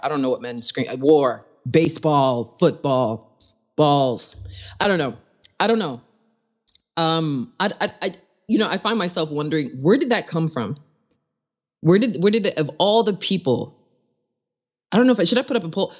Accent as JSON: {"language": "English", "region": "East Coast", "country": "United States", "tie": "born or raised there", "said": "I grew up on the East Coast"}